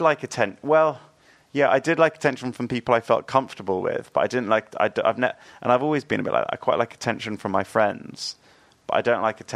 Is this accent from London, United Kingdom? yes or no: no; New Forest, Hampshire, South East England, United Kingdom; I grew up in the New Forest